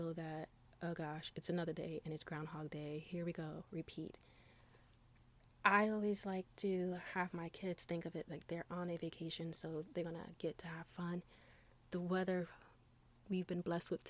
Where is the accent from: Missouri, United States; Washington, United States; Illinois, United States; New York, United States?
New York, United States; New York City; growing up in New York City